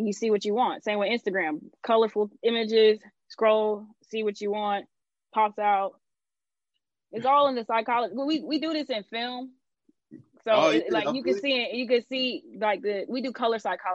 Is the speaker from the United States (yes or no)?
yes; Atlanta, Georgia, United States; I'm from Atlanta.